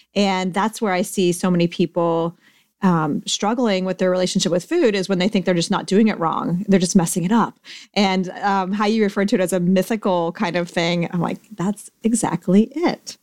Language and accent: English; Ohio, United States; I'm from Ohio myself